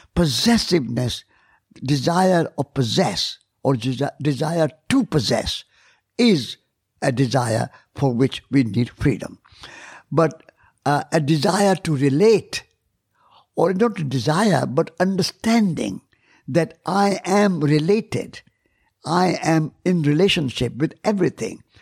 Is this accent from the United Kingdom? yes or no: no; India; I'm Indian.